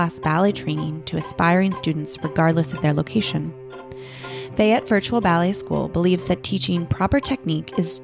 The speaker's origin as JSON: {"language": "English", "area": "Bay Area", "region": "California", "country": "United States", "tie": "born or raised there", "said": "I grew up in the Bay Area"}